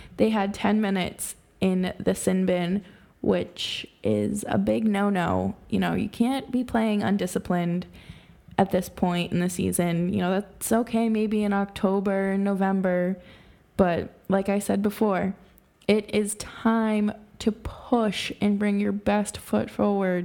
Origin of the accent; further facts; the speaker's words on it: Boston, Massachusetts, United States; moved away as an adult; now in upstate New York, United States; I'm originally from Boston, so being a sports fan has kind of just been ingrained in me since I was a child